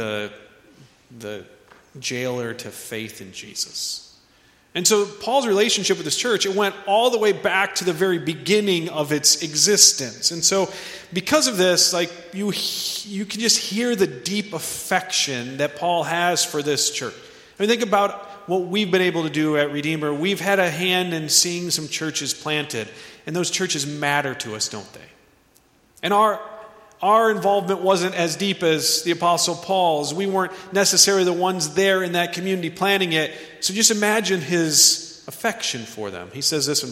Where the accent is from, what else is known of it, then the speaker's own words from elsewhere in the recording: United States; we as American Christians